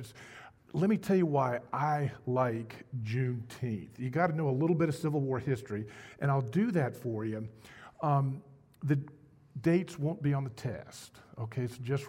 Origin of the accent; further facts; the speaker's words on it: North Carolina, United States; moved away; I grew up in the South? I grew up in North Carolina, and my mom and dad were from New York City